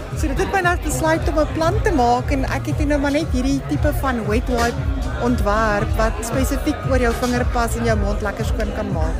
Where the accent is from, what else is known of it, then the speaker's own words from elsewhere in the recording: North West, South Africa; moved away as an adult; now in Cape Town, South Africa; Ek is eintlik van die Noordwes provinsie.